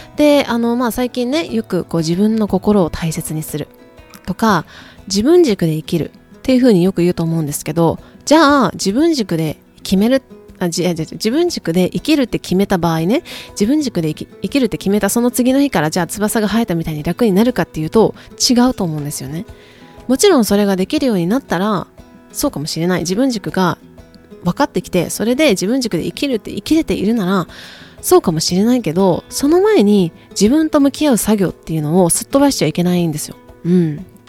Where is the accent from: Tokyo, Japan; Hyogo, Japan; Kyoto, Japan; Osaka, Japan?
Kyoto, Japan; accent: Kansai dialect; moved away as an adult; now in United States; 私あの京都出身なんですけど、あの関西、 普段は関西弁なんですけどね